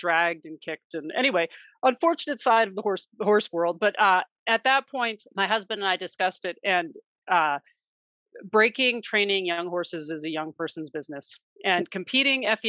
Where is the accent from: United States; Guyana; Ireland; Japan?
United States; Maryland; We grew up fox hunting in the Maryland countryside